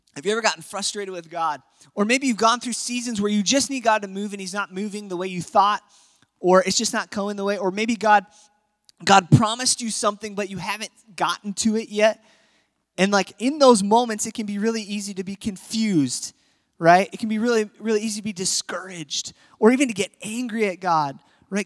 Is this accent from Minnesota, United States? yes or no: yes; Apple Valley, Minnesota, United States; I grew up in Apple Valley, Minnesota